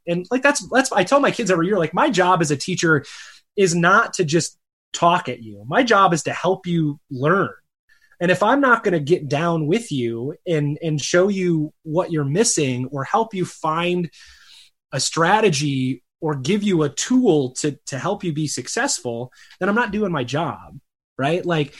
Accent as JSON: {"language": "English", "town": "Chicago", "region": "Illinois", "country": "United States", "tie": "born or raised there", "also_born_or_lived": "Michigan", "lives_now": "Arizona, United States", "said": "I live out in Arizona now, but he grew up in Chicago. I grew up in the Chicago area, and I grew up, you know, in the Michigan Great Lakes region."}